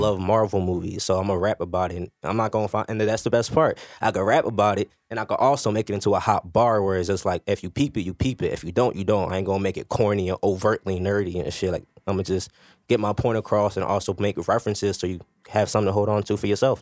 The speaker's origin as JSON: {"language": "English", "town": "Philadelphia", "region": "Pennsylvania", "country": "United States", "said": "Badlands, you know, I'm from Fifth and Lehigh"}